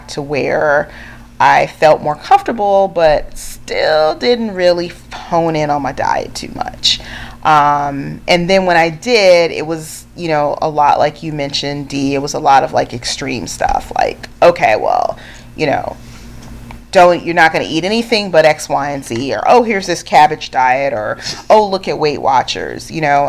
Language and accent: English; California, United States; I grew up in California